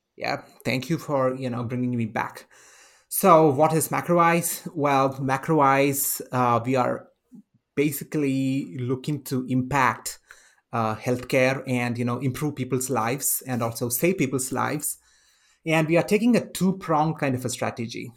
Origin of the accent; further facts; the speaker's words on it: India; now in United States; I come from India